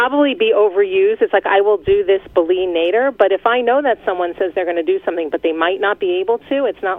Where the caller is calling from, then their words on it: California, United States; Hi, I'm calling from California.